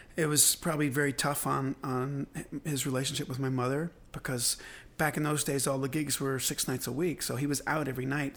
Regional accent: Belfast, Northern Ireland, United Kingdom; moved away; I was born in Belfast

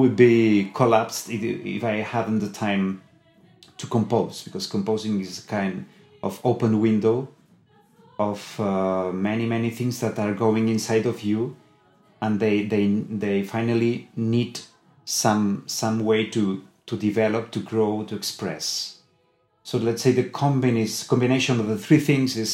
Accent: Sabadell, Catalonia, Spain; English is a second language; My choir now is in Sabadell, in my hometown.

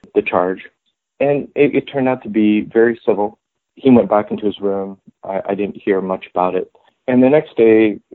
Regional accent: Philippines; moved away as an adult; now in United States; I'm also Filipino

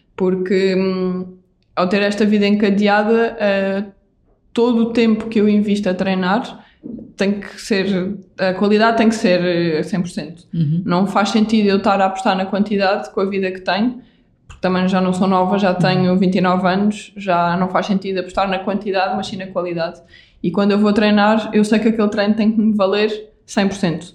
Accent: Vila Real de Santo António, Algarve, Portugal; sou do Algarve, sou uhum. de Vila Real de Santo António e eu uhum. cresci na praia.

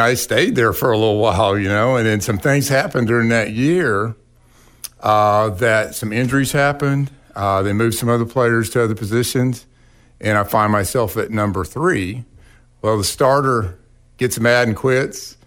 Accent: Verdigris, Oklahoma, United States; also born or lived in Tulsa, Oklahoma; I was born in Tulsa and lived near the traffic circle, uh, there till, like, second grade or so, and, and my parents and our family moved out to the community of Verdigris

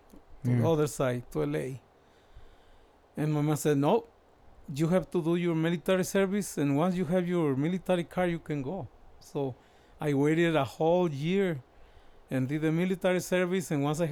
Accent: Mexicali Valley, Baja California, Mexico; moved away as an adult; also born or lived in San Luis Río Colorado, Sonora; now in California, United States; I'm from Mexicali, Baja California, not from the city, from the center of the valley, the biggest town in the valley. 13 years old, I didn't want to go to school anymore.

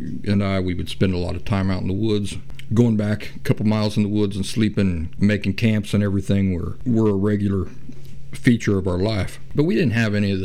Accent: Appalachia, United States; I grew up in the Appalachian woods

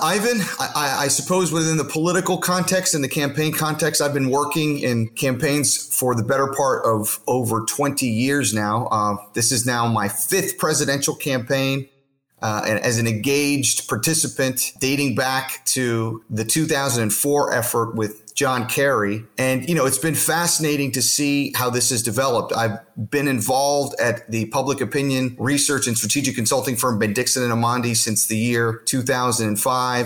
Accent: Florida, United States; my home state of Florida

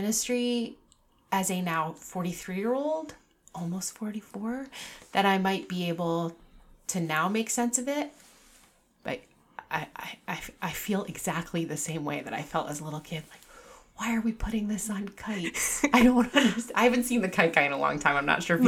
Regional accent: Newport, Rhode Island, United States; I grew up in Newport. I still live there. I did leave for a period of time, but I grew up in Newport and out on Brenton Point, which is the state park around Ocean Drive

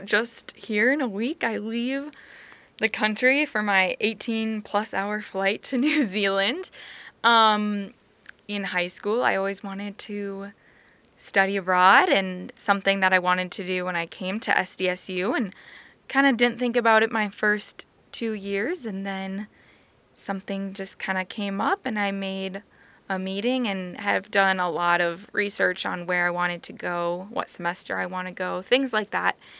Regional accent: Farmington, Minnesota, United States; moved away as an adult; now in Brookings, United States; I'm originally from Farmington, Minnesota

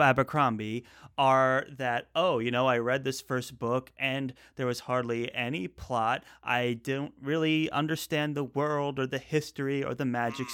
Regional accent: Northeast, United States; moved away; also born or lived in the South (US); we're both from the Northeast originally, and now we're both currently um, residing in the South

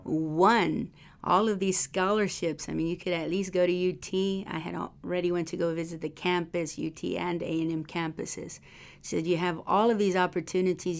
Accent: Texas, United States; moved away as an adult; also born or lived in Miami; now in Arkansas, United States; I'm from Texas

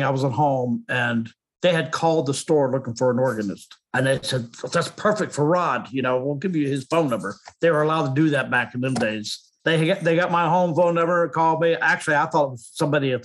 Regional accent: Marietta, Ohio, United States; moved away as an adult; also born or lived in Nashville, Tennessee / Johnstown, Pennsylvania; now in Seattle, United States; my hometown, Marietta

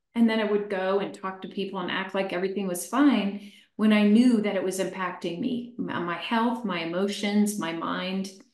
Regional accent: Chester, Pennsylvania, United States; I was born in Chester, Pennsylvania about 63 years ago. I was raised by an alcoholic mother

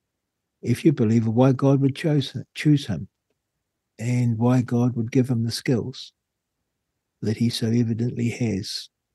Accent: Rangiora, Canterbury, New Zealand; I grew up in Rangura.

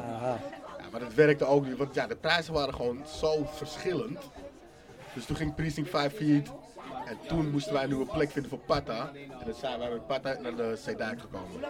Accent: Amsterdam, North Holland, Netherlands; Ik voel echt Amsterdam.

